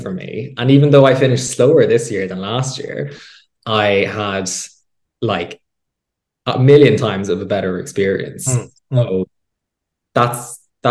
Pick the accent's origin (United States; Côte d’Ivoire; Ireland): Ireland; Midlands; I grew up in the Midlands, you know, in GAA culture